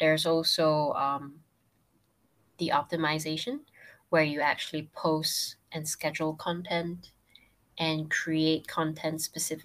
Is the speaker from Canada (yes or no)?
no; Penang, Malaysia; I'm going back to Penang. So Penang's my hometown.